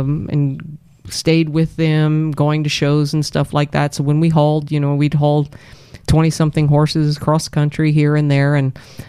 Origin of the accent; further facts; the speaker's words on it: Abbeville, Louisiana, United States; also born or lived in Maurice, Louisiana; I grew up in a little town in Abbeville, Louisiana. It's outside of Lafayette, not a very big town